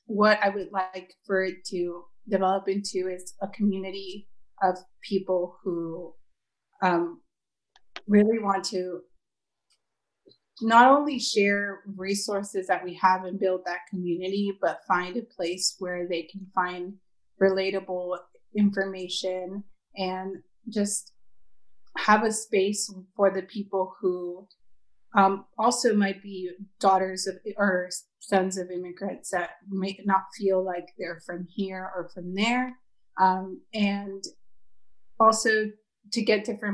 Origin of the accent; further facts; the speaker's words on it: Eagle Pass, Texas, United States; moved away as an adult; also born or lived in San Antonio, Texas; now in Austin, United States; I'm originally from Eagle Pass, Texas, and it's in the border, the Mexico-Texas border. I was raised there